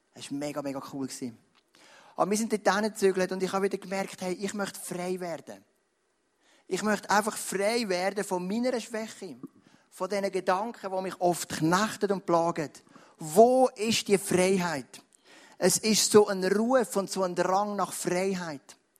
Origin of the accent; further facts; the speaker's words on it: Switzerland; als Schweizer Christen